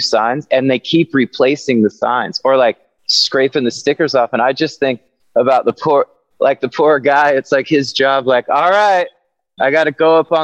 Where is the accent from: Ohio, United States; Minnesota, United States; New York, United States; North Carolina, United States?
North Carolina, United States; I grew up in North Carolina, and where I grew up in North Carolina was not a tiny town, but it was relatively small